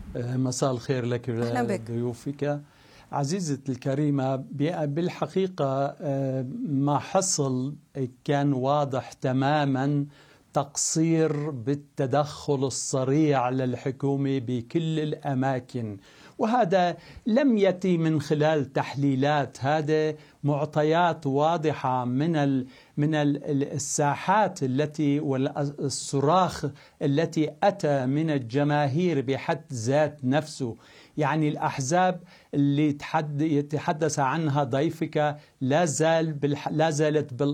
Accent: Antakya, Hatay, Turkey; عائلتي وأقربائي ومدينتي أنطاكيا وهاتاي

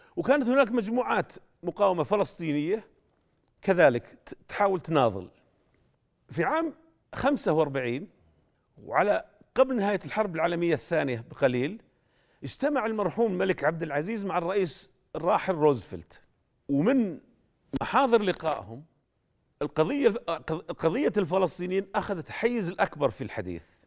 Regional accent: Saudi Arabia; عندنا في جده

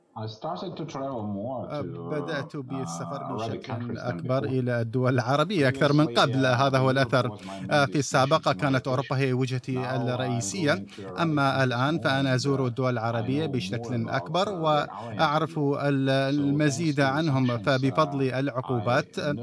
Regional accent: Russia; لأنني لست مواطنا أمريكيا ولست أوروبيا أنا روسي

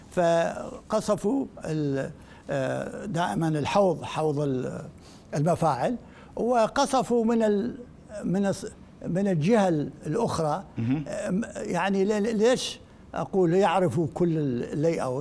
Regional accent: Iraq; كعراقيين يعني ك... كمتخصصين

